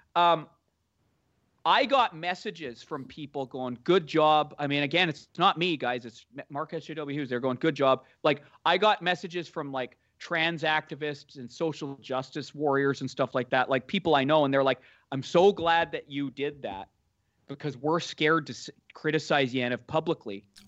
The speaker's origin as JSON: {"language": "English", "country": "Canada", "also_born_or_lived": "Toronto", "lives_now": "Vancouver, Canada", "said": "I'm Canadian"}